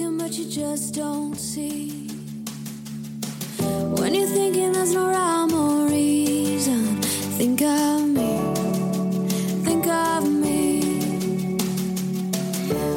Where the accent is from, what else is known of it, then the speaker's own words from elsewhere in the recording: Southern California, United States; also born or lived in Germany; I grew up in California, so all my allegiances are Southern California based